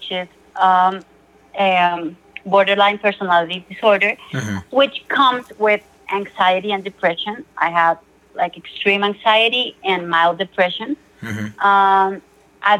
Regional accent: Colombia; I'm from Colombia. I live in Bogota, the capital city of Colombia.

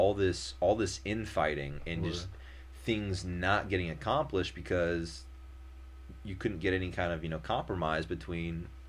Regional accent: Naperville, Illinois, United States; also born or lived in Indiana / Massachusetts; you know, like I said, my hometown is Naperville, Illinois.

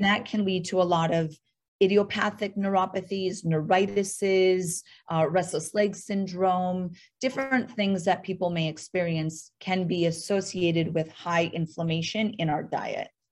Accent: North Dakota, United States; moved away; I am actually from North Dakota

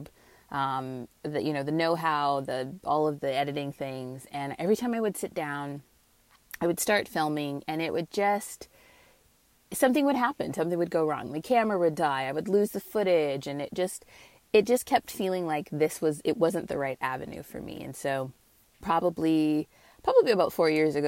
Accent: Northern California, United States; moved away as an adult; now in Southern California, United States; I hail from Northern California

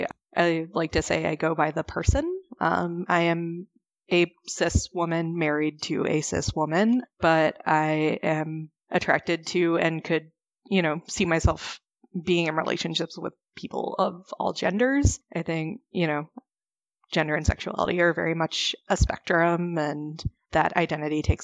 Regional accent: Chicago, Illinois, United States; also born or lived in Missouri; I grew up in the Chicago area

